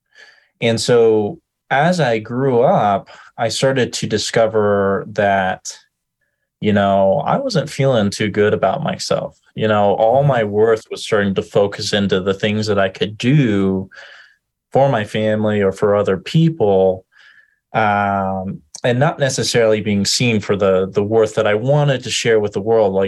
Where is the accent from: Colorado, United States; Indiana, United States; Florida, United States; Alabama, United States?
Colorado, United States; Denver; I grew up in Denver, Colorado, in a family system